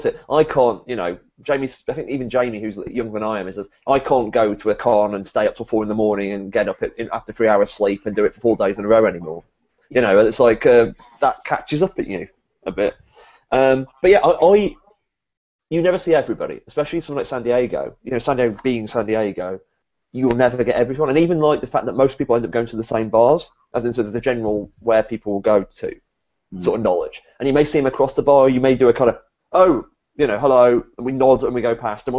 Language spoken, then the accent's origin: English; United Kingdom; being a British guy